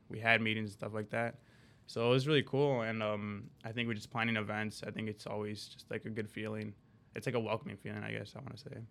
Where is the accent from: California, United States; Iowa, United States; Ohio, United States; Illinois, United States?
Illinois, United States; Skokie; also born or lived in Chicago; I'm originally from Chicago, and, um, I actually grew up, uh, most of my life in Skokie, which is literally, like, it borders the city